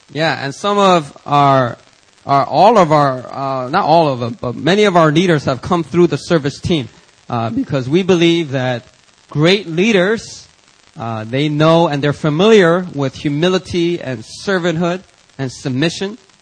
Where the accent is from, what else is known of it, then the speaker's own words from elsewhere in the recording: Philadelphia, Pennsylvania, United States; growing up in Philadelphia, you know, you you kind of pick up certain vocabulary words